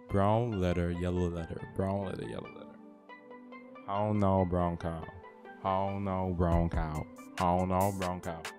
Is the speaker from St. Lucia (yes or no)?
yes; St. Lucia; now in Antigua; I'm originally from Saint Lucia